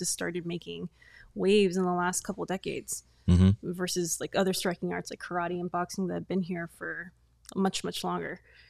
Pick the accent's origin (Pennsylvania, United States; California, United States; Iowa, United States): California, United States; San Francisco Bay Area; moved away as an adult; Yeah. I'm originally from San Francisco Bay Area. And then I moved down here in 2007 to go to college.